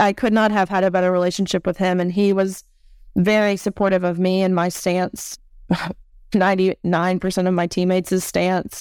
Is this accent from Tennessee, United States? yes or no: yes; Nashville, Tennessee, United States; my hometown of Nashua, Tennessee